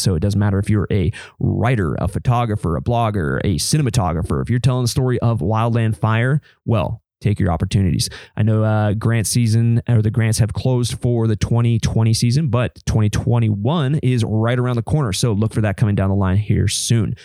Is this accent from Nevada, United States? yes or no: yes; Reno, Nevada, United States; Reno, where my, my hometown